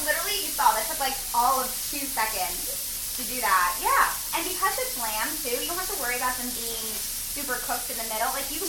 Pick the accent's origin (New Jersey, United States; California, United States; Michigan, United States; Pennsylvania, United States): New Jersey, United States; accent: New Jersey; Whoa, my New Jersey accent just came out.